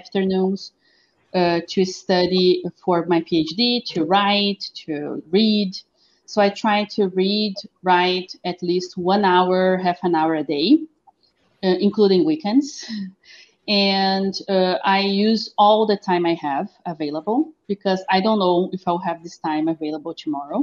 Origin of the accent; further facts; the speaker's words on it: Pelotas, Rio Grande do Sul, Brazil; As I live in Pelotas, I've taken my master's degree here in my hometown.